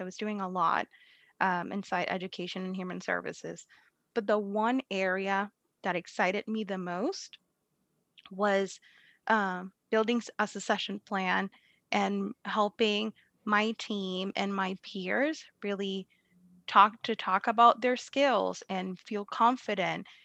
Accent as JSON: {"language": "English", "country": "Puerto Rico", "moved": "as an adult", "lives_now": "Massachusetts, United States", "said": "I'm from Puerto Rico"}